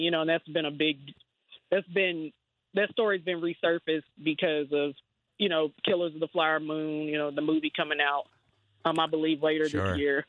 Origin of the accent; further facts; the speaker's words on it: Oklahoma City, Oklahoma, United States; I'm from Oklahoma City